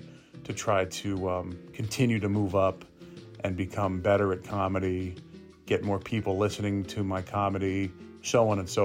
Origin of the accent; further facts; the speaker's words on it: Gwinnett County, Georgia, United States; also born or lived in Florida; now in Atlanta, United States; I grew up in Gwinnett County